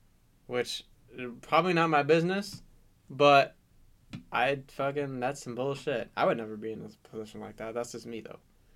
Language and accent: English; Chicago, Illinois, United States; He's from where we're from. He's from Chicago.